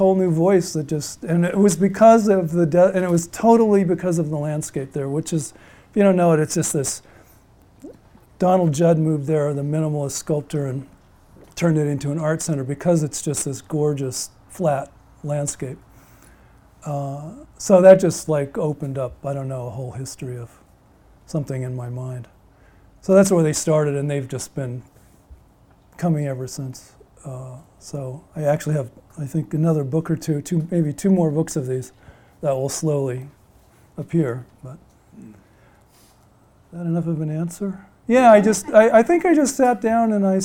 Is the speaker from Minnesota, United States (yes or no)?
no; Utah, United States; now in Vermont, United States; I grew up in Utah, so essentially the Southwest desert